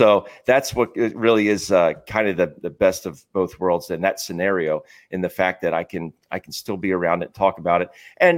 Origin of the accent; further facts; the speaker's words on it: Philadelphia, Pennsylvania, United States; And growing up in this area, I think there's just the passi